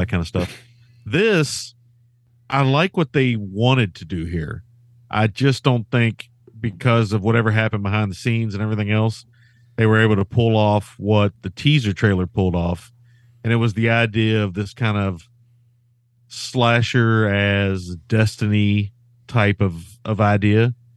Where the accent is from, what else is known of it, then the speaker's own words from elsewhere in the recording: Kentucky, United States; us Kentucky guys